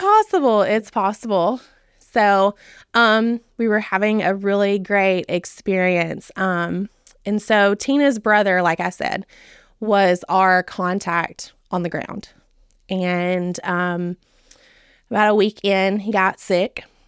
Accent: Charlotte, Tennessee, United States; I grew up in Dixon County. So, I, I grew up in Charlotte, lived here my entire life.

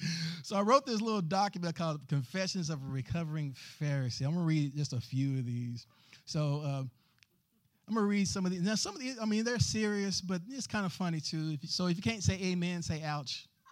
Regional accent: the South, United States; growing up in the South

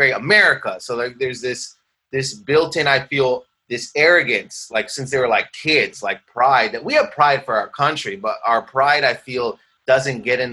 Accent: Windsor, Ontario, Canada; moved away; also born or lived in Toronto; I grew up in Windsor. I grew up around my family's Middle Eastern.

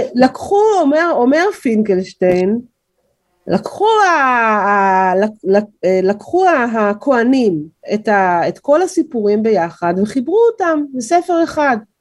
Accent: Israel; אני גדלתי פה, נולדתי פה, חינכתי פה

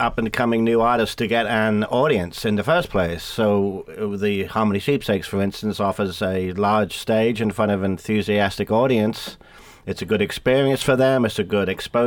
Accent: England, United Kingdom; moved away; being English, we have a tradition in England of drinking beer and singing

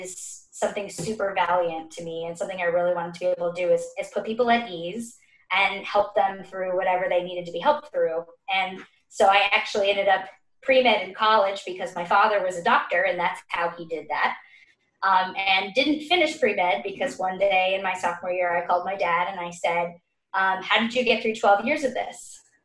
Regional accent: Dallas, Texas, United States; moved away as an adult; also born or lived in Boston; now in New York, United States; I am from Dallas, Texas

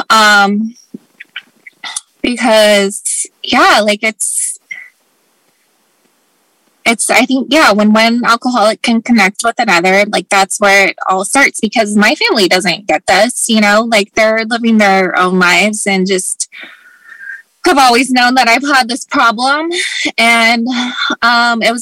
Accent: Anchorage, Alaska, United States; moved away; also born or lived in Los Angeles; I've tried to move away several times because I grew up in up in Anchorage, Alaska, and then I moved to LA, and um, so they're all very different places.

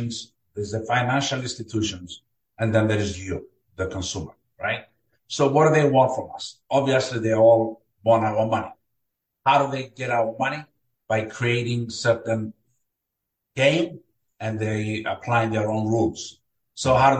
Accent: Cyprus; English is a second language; moved away as an adult; also born or lived in Greece / Bay Shore, New York, United States; now in Florida, United States; I was born and raised in Cyprus. I came to the United States in 1981

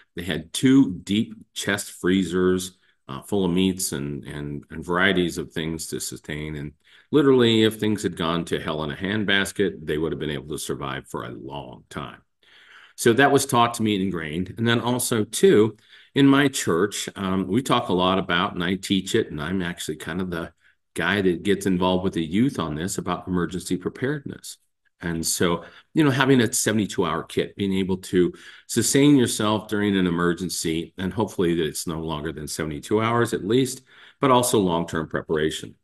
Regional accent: the West, United States; growing up in the West

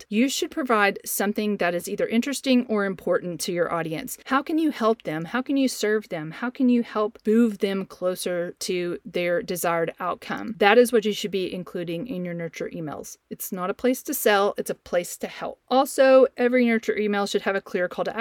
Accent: the South, United States; you can tell probably from my voice that I'm from the South, and so we use y'all very often in our conversations

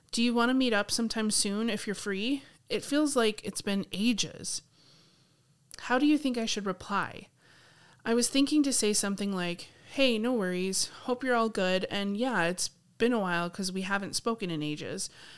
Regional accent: Sydney, New South Wales, Australia; She's from Melbourne, I'm from Sydney, and we both studied in Canberra.

